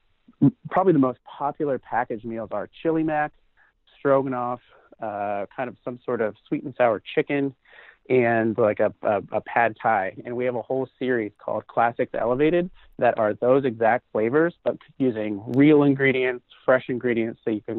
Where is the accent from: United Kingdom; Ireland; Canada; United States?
United States; Pacific Northwest; Yeah, I'm from the Pacific Northwest.